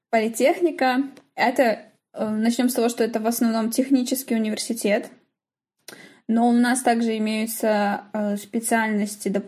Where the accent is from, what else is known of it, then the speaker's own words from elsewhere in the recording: Belarus; мы небольшая страна